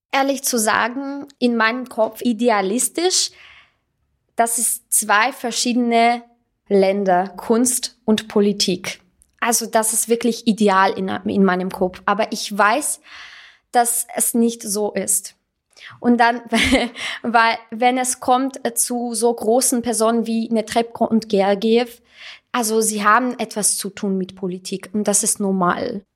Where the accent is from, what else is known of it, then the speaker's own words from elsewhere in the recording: Russia; German is a second language; moved away as an adult; now in Salzburg, Austria; ich bin ähm, eigentlich Armenierin, ich bin in Russland aufgewachsen